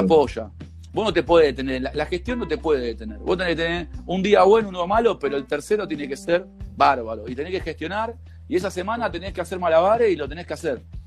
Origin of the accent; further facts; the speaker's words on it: Villa Sarmiento, Buenos Aires, Argentina; Yo de ahí, mira, hice jardín ahí al lado, la escuela